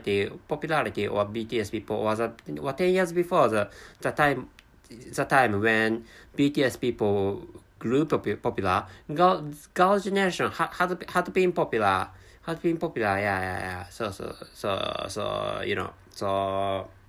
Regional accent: Japan; first language Japanese; English is a second language

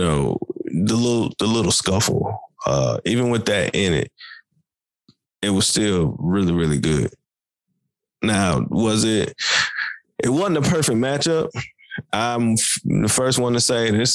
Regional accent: Tennessee, United States; we're from Tennessee

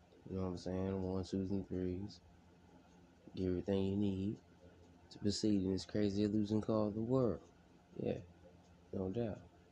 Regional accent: California, United States; I'm from Cali. California. I'm not gonna say I'm from Los Angeles. No, from a small part of California

